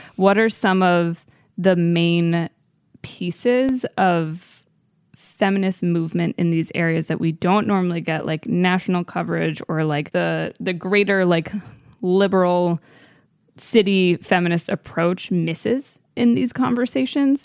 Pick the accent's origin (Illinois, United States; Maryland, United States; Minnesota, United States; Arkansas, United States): Maryland, United States; growing up in Maryland